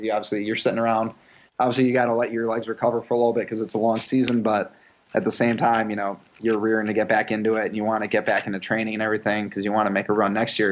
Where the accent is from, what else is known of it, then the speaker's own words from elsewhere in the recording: Chicago, Illinois, United States; I'm from Chicago